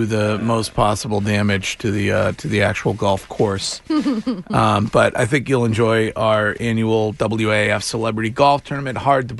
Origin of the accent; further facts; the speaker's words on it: Stow, Massachusetts, United States; walked in to my hometown police department